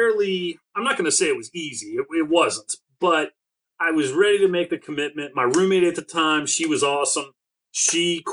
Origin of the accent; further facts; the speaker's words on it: Maryland, United States; also born or lived in Delaware; I'm from Maryland